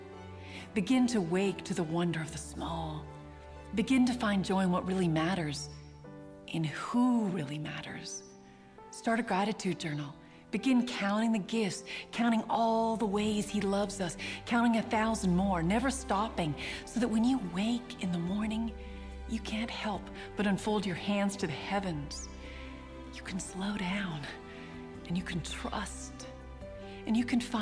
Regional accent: Ontario, Canada; I'm from Ontario, Canada, and I'm married to a farmer

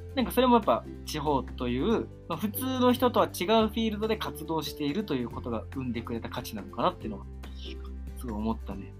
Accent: Tokyo, Japan; moved away as an adult; now in Awaji Island, Japan; 東京生まれ東京育ち26歳島3年生

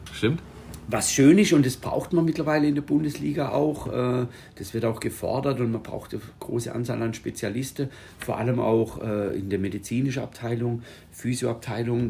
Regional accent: Schonach, Baden-Württemberg, Germany; Ich bin ja aus dem Skisprung-Ort

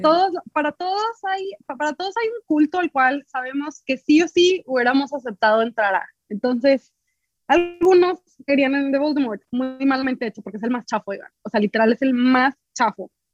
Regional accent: Reynosa, Tamaulipas, Mexico; yo soy de Reynosa

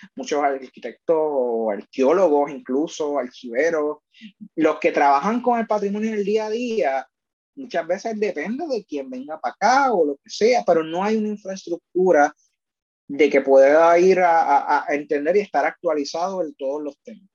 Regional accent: Puerto Rico; Nosotros como colonia

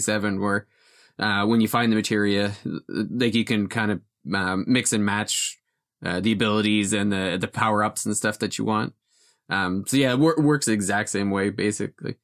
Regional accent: Wales, United Kingdom; I'm, I'm from, uh, Wales

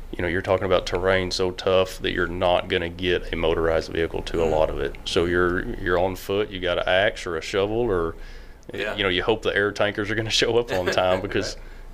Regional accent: Leonard, Texas, United States; So I grew up just outside of Leonard, between Leonard and Blue Ridge, down there on the county line. We had a small farm and ranch down there, ran cows and baled hay and things like that. Grew up very steeped in agriculture.

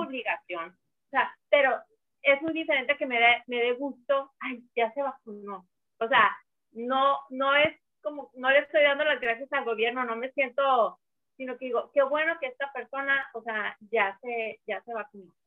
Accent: northern Mexico, Mexico; soy norteña

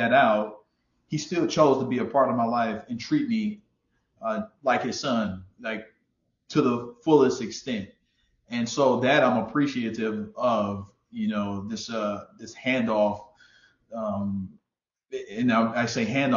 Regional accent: Houston, Texas, United States; I'm from Houston, Texas

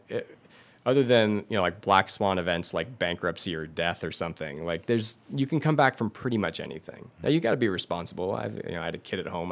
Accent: Livermore, California, United States; born or raised there

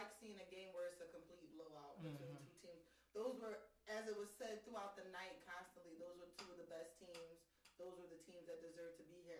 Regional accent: Philadelphia, Pennsylvania, United States; We're from Philadelphia, PA, a.k.a. Philly.

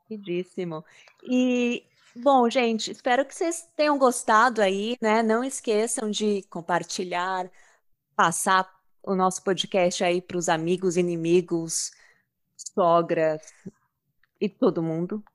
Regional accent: Brazil; Somos brasileiros

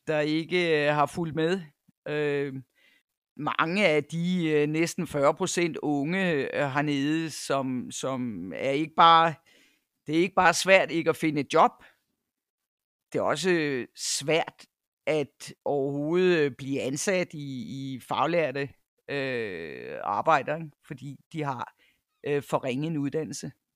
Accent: North Jutland, North Denmark Region, Denmark; moved away as an adult; also born or lived in Cyprus / United States / Copenhagen / Nepal; now in KwaZulu-Natal, South Africa; er født i Nordjylland, hvor jeg også øh, tilbragte to teenageår. Men ellers så er det meste af min barndom øh, været i, i Nordjylland

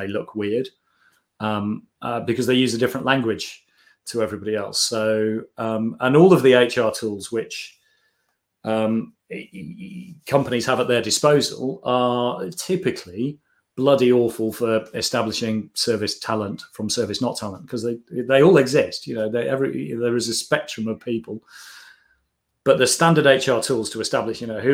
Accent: United Kingdom; we're all British

